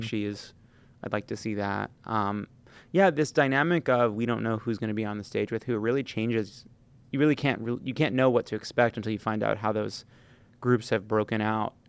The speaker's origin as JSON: {"language": "English", "region": "New York", "country": "United States", "said": "As a, as a New Yorker"}